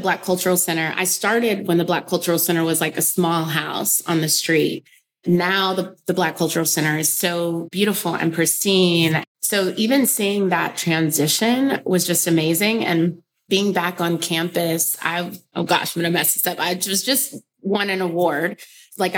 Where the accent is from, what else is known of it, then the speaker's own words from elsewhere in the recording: Round Rock, Texas, United States; moved away as an adult; also born or lived in Houston, Texas / Abilene, Texas / New York City; growing up in Texas, I was in Round Rock, Texas, and I also lived in Houston and Abilene